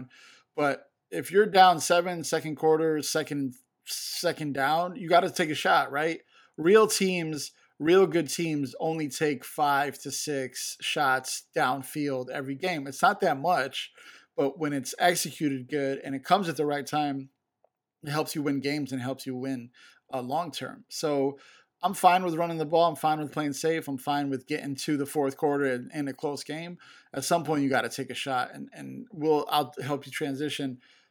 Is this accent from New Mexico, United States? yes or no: no; Chicago, Illinois, United States; I'm from Chicago